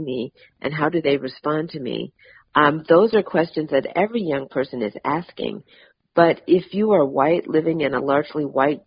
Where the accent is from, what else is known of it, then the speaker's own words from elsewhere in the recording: Massachusetts, United States; now in Atlanta, United States; I live in Atlanta now, but I'm from Massachusetts